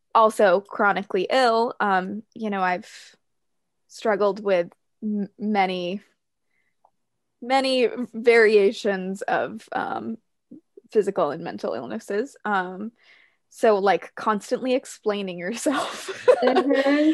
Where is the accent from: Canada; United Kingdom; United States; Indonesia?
United States; New Hampshire; I grew up in New Hampshire, but in a more conservative family